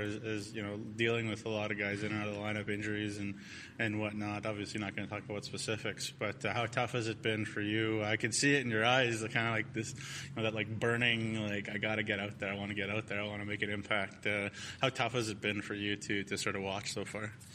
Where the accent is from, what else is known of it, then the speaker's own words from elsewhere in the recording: Toronto, Ontario, Canada; moved away; I'm, a, I'm from Toronto myself